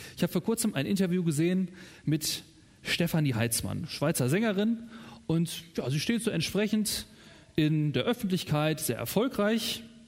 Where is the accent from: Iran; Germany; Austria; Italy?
Germany; In meiner Heimat